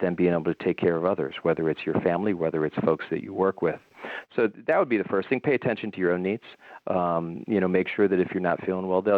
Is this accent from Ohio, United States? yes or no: yes; Cleveland, Ohio, United States; moved away as an adult; now in North Carolina, United States; I grew up in Cleveland, Ohio